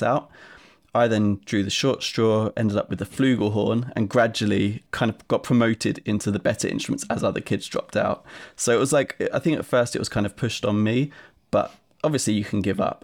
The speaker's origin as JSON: {"language": "English", "area": "Essex", "region": "East of England", "country": "United Kingdom", "tie": "born or raised there", "said": "I grew up in Essex in England"}